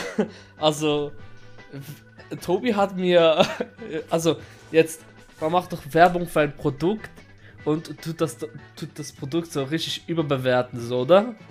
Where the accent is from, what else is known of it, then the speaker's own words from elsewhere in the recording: Switzerland; also born or lived in Kurdistan; ich bin in der Schweiz aufgewachsen